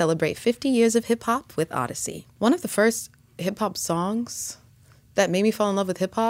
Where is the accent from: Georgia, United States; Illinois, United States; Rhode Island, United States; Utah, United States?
Georgia, United States; Atlanta; a little girl growing up in Atlanta.